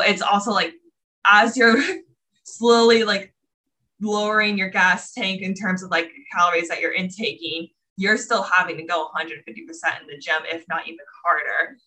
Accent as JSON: {"language": "English", "region": "Florida", "country": "United States", "tie": "born or raised there", "also_born_or_lived": "New York City", "moved": "as an adult", "said": "I'm originally from Florida, grew up there was super into dance all my life"}